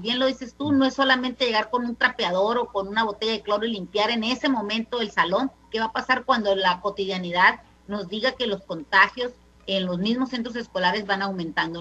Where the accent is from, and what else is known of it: Mexico